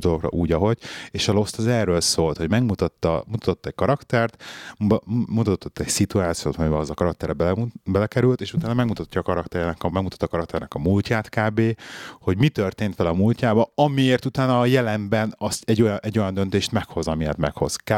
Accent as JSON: {"language": "Hungarian", "region": "Budapest", "country": "Hungary", "tie": "born or raised there", "also_born_or_lived": "London", "moved": "as an adult", "lives_now": "Birmingham, United Kingdom", "said": "én pesti gyerek vagyok, ott nőttem fel Pesten, 6. kerületbe, belvárosba, 21 éves koromig ott laktam"}